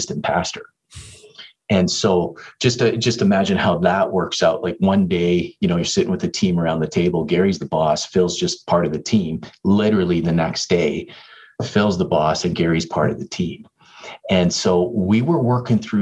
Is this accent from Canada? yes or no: yes; Toronto, Ontario, Canada; moved away as an adult; now in Edmonton, Canada; I'm from Toronto area